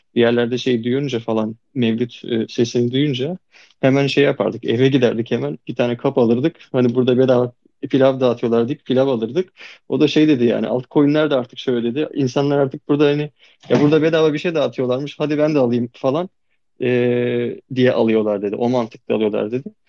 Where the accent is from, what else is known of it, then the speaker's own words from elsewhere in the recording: Çanakkale, Turkey; Çanakkale'liyim ben.